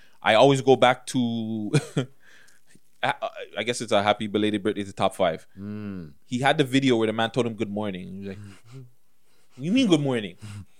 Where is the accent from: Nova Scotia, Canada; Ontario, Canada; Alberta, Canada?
Ontario, Canada; Toronto; Not just artists, just people in general from Toronto. Man, I'm from Toronto.